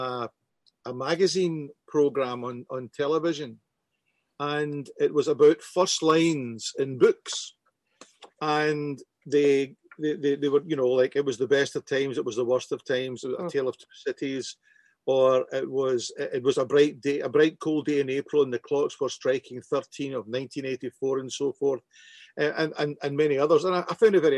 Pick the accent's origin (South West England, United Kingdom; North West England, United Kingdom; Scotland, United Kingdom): Scotland, United Kingdom; Glasgow; growing up in Glasgow